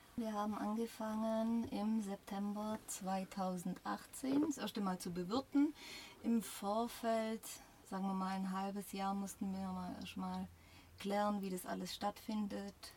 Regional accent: Schura, Baden-Württemberg, Germany; moved away as an adult; now in Gosheim, Germany; Ich komme ursprünglich aus Schura, aber das ist ja nicht weit weg von Gosheim.

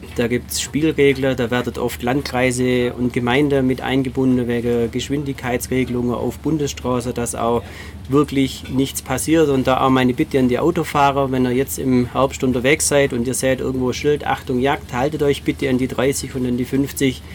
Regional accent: Baden-Württemberg, Germany; bei uns in Baden-Württemberg

